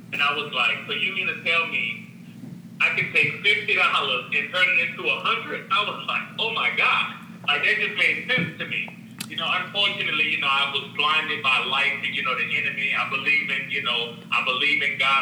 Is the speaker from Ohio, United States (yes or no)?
no; New Orleans, Louisiana, United States; also born or lived in Honduras; I was born in Honduras. I speak Spanish slowly. I just grew up in New Orleans.